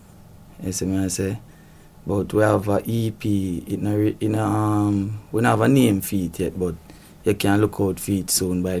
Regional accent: Saint Thomas Parish, Jamaica; You know, I'm a singer from St. Thomas, originate from a place called Berlin.

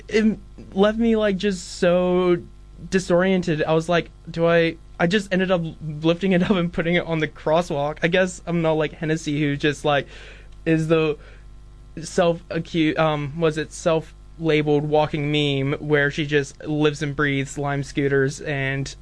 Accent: Dunedin, Otago, New Zealand; I'm here from Dunedin

